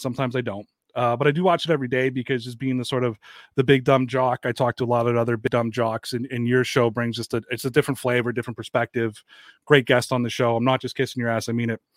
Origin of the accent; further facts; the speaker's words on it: Canada; I'm not from Boston and that I'm from Canada